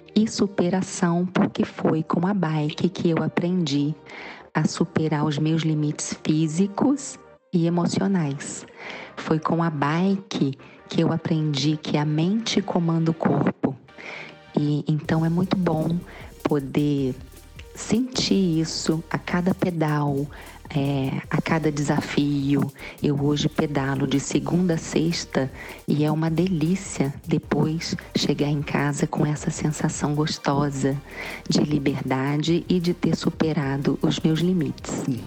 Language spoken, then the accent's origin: Portuguese; Cantagalo, Brazil; eu sou de Cantagalo